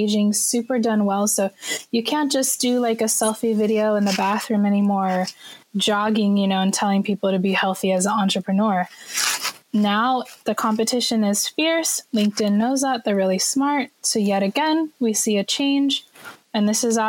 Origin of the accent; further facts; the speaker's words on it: California, United States; now in Shanghai, China; I'm a Californian, but I happen to live in Shanghai, China